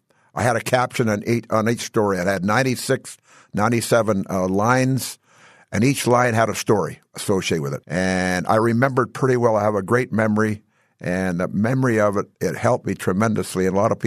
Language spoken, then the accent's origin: English; British Columbia, Canada; the environment I grew up in British Columbia, it wasn't conducive to baseball until May.